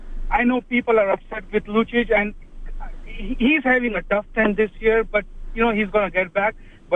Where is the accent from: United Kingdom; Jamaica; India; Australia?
India; now in Toronto, Canada; I came from India 10 years ago. Lived in Toronto, but for some reason became an Oilers fan right away.